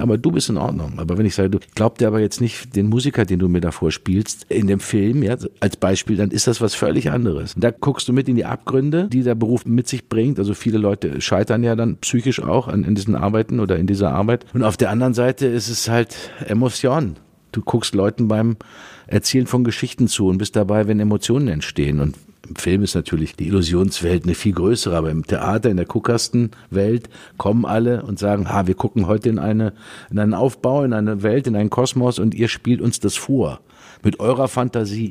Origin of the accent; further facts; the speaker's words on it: Dortmund, North Rhine-Westphalia, Germany; meine Heimatstadt Dortmund